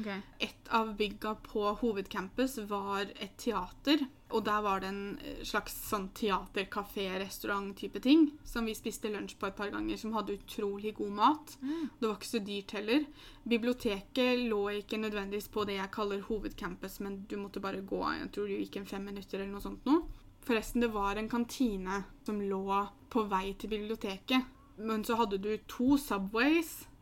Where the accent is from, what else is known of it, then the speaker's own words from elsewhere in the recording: Norway; moved away as an adult; also born or lived in Newcastle; engelsken du lærer på skolen i Norge